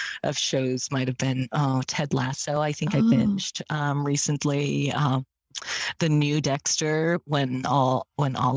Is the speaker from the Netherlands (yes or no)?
no; Malaysia; moved away; also born or lived in San Francisco; I was born in Malaysia.